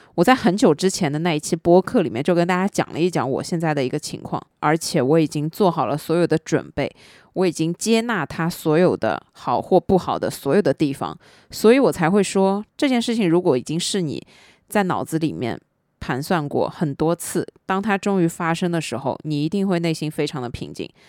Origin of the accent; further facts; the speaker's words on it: southern China, China; 作为一个南方人